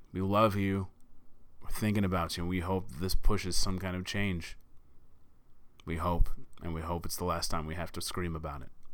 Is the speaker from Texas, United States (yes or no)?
yes; Texas, United States; my home state. uh, in Sutherland Springs, Texas